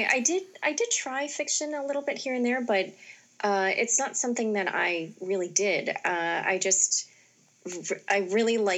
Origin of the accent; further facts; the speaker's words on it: Northeast Ohio, United States; moved away as an adult; also born or lived in Youngstown, Ohio / Cleveland area, Ohio / Stanford, California; I grew up in Northeast Ohio